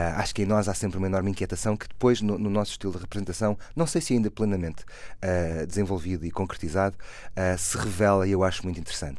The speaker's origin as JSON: {"language": "Portuguese", "country": "Portugal", "said": "sou português"}